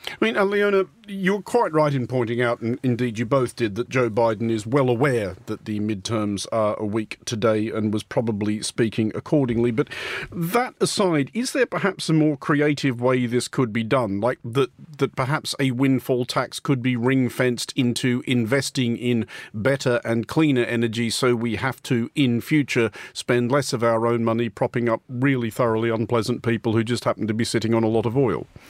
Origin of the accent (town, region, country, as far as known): Australia